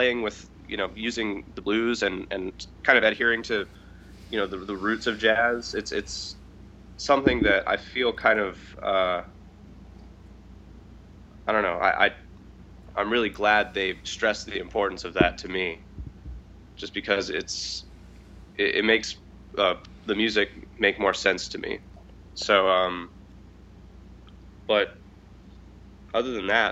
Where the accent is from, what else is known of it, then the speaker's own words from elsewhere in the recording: Tallahassee, Florida, United States; I'm from Tallahassee, Florida, born and raised.